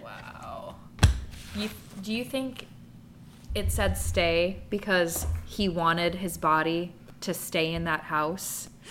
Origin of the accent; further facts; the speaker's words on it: Wisconsin, United States; I'm from Wisconsin